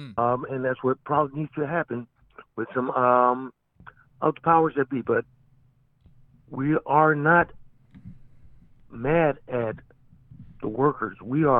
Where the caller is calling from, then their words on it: Philadelphia, Pennsylvania, United States; It's … from Philly.